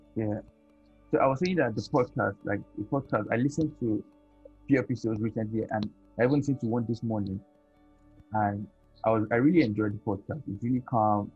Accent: Nigeria; this part of the world where I'm from Nigeria here. I'm most times in Nigeria here

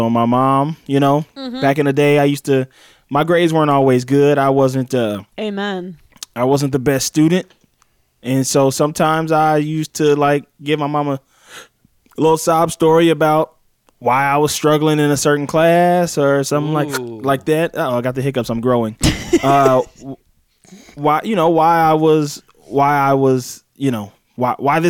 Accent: Mississippi, United States; where I'm from in Mississippi.

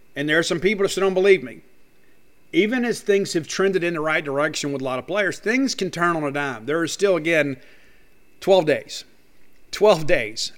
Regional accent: Columbia, Mississippi, United States; Columbia High School, that's right, the Columbia High School. It's my hometown.

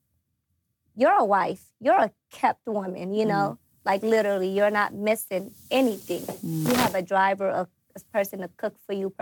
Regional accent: Atlanta, Georgia, United States; also born or lived in Africa; I came here at a young age. I think I was 10 when I first came here

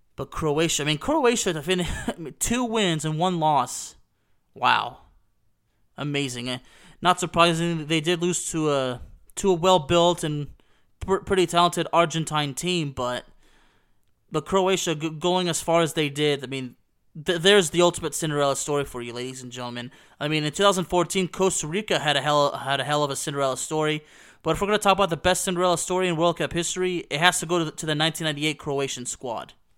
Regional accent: Lyon, Auvergne-Rhône-Alpes, France; my hometown of Lyon

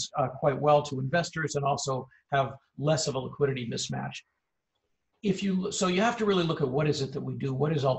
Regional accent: Wayland, Massachusetts, United States; also born or lived in Natick, Massachusetts; so I grew up outside of Boston

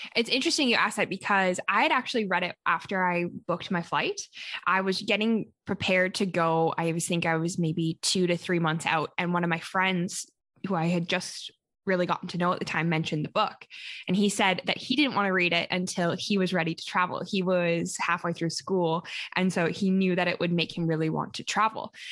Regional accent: Calgary, Alberta, Canada; first language English; I am currently located in my hometown, which is Calgary, Alberta, Canada

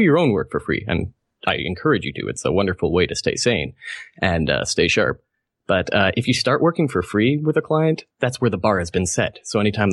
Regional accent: Canada; I'm Canadian

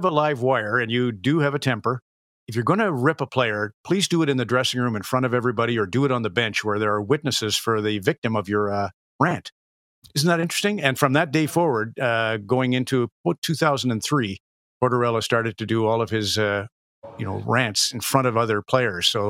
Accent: Red Deer, Alberta, Canada; growing up in Red Deer

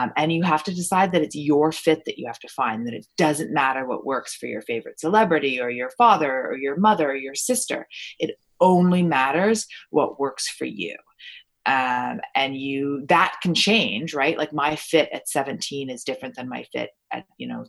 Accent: Ontario, Canada; also born or lived in Toronto, Ontario / Stratford, Ontario / London, Ontario / Niagara-on-the-Lake, Ontario; Although I was born in Toronto, I lived in, you know, Stratford, Ontario, and London, Ontario, and Niagara-on-the-Lake, and all these little places

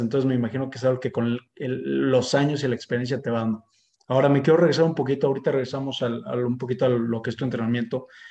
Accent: Mexico

